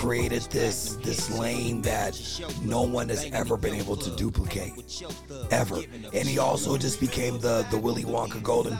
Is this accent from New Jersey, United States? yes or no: no; Bay Area, California, United States; And more importantly, we're Bay Area guys. And being from the Bay Area